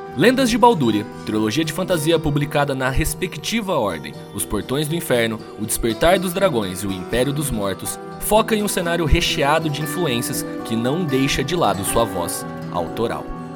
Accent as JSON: {"language": "Portuguese", "region": "interior of São Paulo state", "country": "Brazil", "said": "Eu sou do interior do estado de São Paulo, uma cidade que tem 20 mil habitantes"}